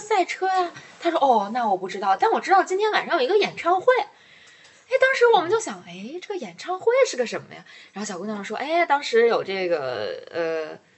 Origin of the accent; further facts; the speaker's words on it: China; 我作为一个中国人